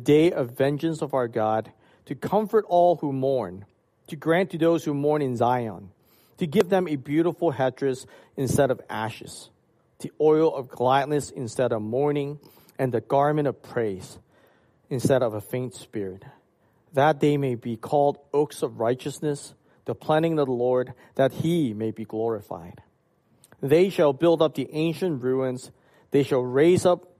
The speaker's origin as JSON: {"language": "English", "country": "Hong Kong", "tie": "born or raised there", "moved": "yes", "said": "when I was growing up in Hong Kong"}